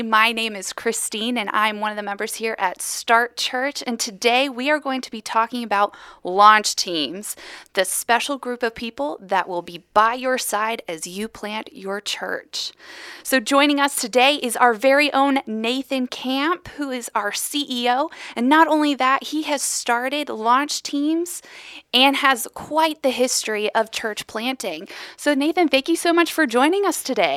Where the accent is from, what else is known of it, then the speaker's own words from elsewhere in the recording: Atlanta, Georgia, United States; I'm actually from Atlanta